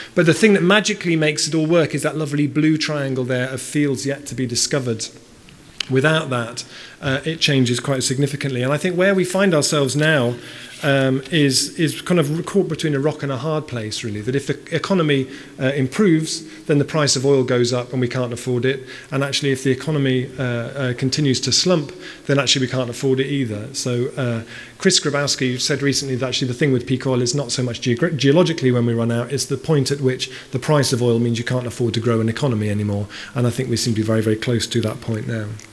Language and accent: English; Bristol, South West England, United Kingdom; I grew up in Bristol. Bristol's my hometown.